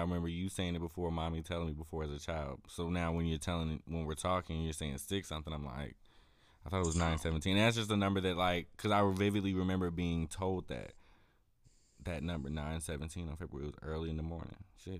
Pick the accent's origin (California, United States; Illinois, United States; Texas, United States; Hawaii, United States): Illinois, United States; Chicago; born there; So I was born like in Chicago, like Chicago area